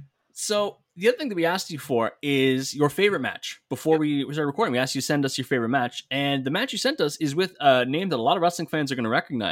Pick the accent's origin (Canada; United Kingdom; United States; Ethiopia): Canada; As a Canadian, I'm thrilled.